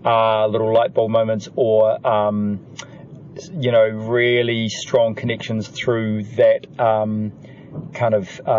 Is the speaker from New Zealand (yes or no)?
yes; New Zealand; I was from New Zealand